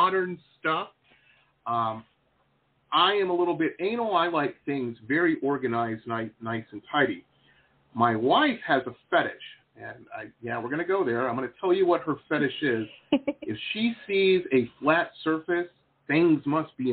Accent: Detroit, Michigan, United States; also born or lived in Tahlequah, Oklahoma; now in South Florida, United States; I grew up in Metro Detroit

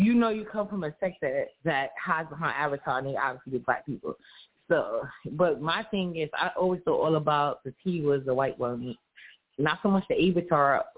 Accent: New York City, New York, United States; I'm from New York City.

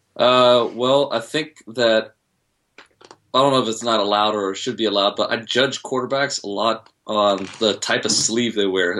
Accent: Bay Area, outside Oakland, California, United States; I'm from the Bay Area. I'm a little outside of Oakland, so I had the choice of, you know, growing up, I had the choice of either being a Niner fan or a Raider fan.

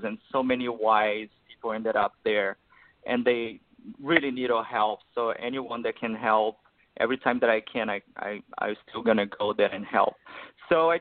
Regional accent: Brazil; moved away as an adult; now in Los Angeles, United States; I grew up in Brazil. I moved here when I was 28 years old, like 6 years ago.

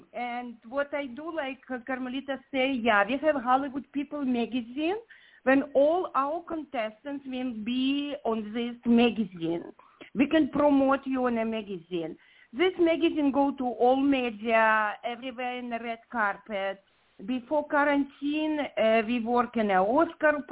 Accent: Ukraine; English is a second language; moved away as an adult; now in Redondo Beach, United States; I'm originally from Ukraine. My heart with this country. I live in America more of 30 years, but place when you was born gonna be always in your heart

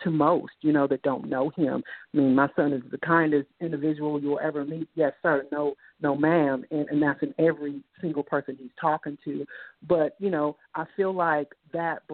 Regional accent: Inglewood, California, United States; growing up in Inglewood, California

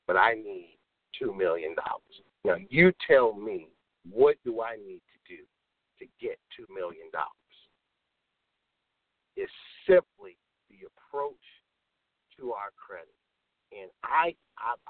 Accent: Chicago, Illinois, United States; I'm born and raised in Chicago.

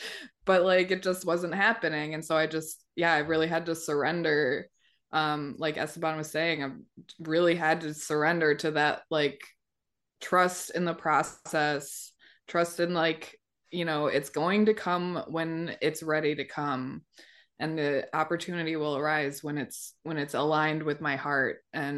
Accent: Milwaukee, Wisconsin, United States; moved away as an adult; also born or lived in Colorado; I was working for Colorado Medicaid until last like September, and I moved from Colorado back to my hometown Milwaukee

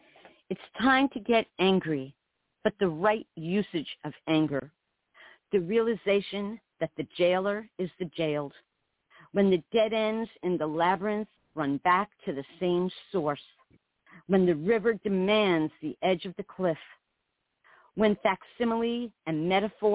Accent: New York City, New York, United States; moved away as an adult; also born or lived in South Florida / rural Alaska; now in Alaska, United States; I grew up in New York City, lived in upstate New York

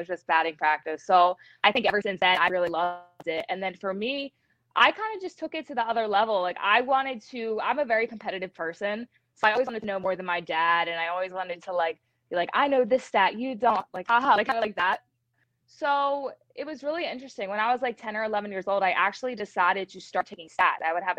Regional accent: Glassboro, New Jersey, United States; Yeah, so my family is 4-4 with Philadelphia. I mean, they've loved sports growing up, especially my dad.

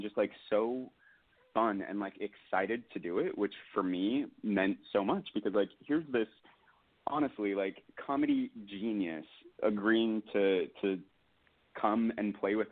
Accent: Albany, Oregon, United States; also born or lived in Portland, Oregon; now in New York, United States; I'm from like a tiny little town, Albany, Oregon.

